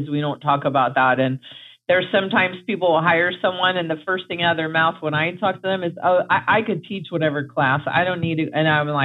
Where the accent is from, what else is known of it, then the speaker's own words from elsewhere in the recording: New York, United States; now in Florida, United States; I'm from New York, so we say humans.